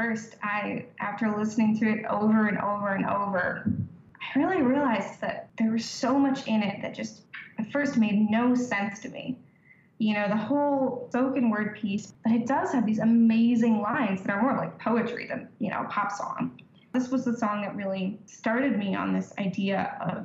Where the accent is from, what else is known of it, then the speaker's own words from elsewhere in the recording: New York, United States; I'm from New York